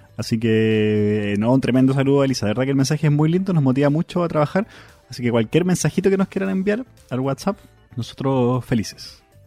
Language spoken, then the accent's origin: Spanish; Chile; moved away